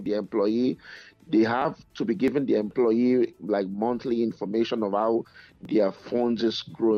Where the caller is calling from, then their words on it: Edmonton, Alberta, Canada; I'm calling from Edmonton in Canada.